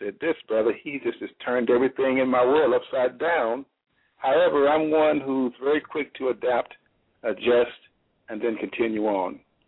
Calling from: Reynoldsburg, Ohio, United States; And I'm calling from Reynoldsburg, Ohio.

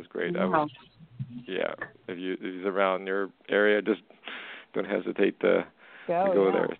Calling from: Canada; I'm calling from Canada.

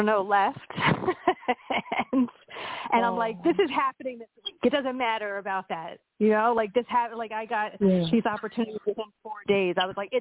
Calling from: Pennsylvania, United States

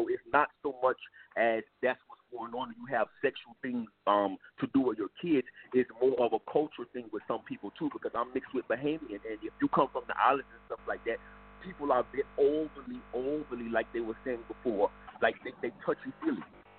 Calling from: Miami, Florida, United States; I'm calling from Miami.

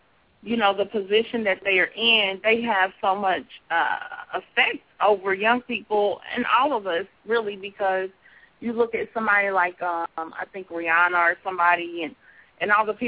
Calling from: Kansas City, United States; Kansas City.

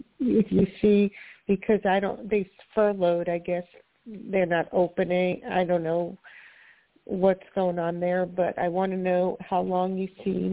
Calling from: Florida, United States; I'm calling from Florida.

